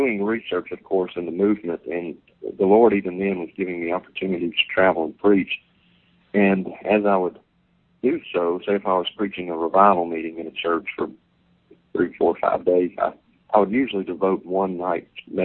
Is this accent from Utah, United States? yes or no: no; Vicksburg, Mississippi, United States; Vicksburg, Mississippi, my hometown